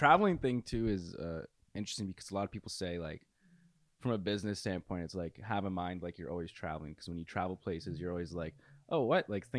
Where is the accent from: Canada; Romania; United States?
Canada; Burlington, Ontario; born or raised there; now in Ottawa, Canada